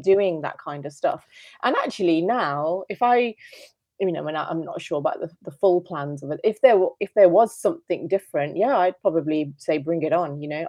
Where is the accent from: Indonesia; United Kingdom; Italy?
United Kingdom; I'm British, and, and home is, is the U K